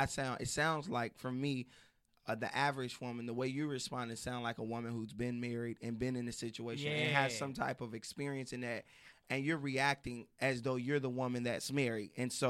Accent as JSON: {"language": "English", "town": "Chicago", "region": "Illinois", "country": "United States", "said": "I'm from Chicago."}